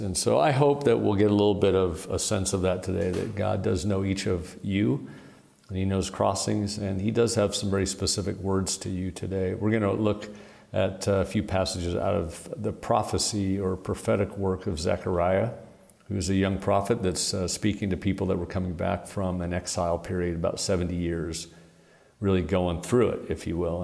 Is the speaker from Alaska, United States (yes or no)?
no; Portland, Oregon, United States; moved away; I'm from Portland, Oregon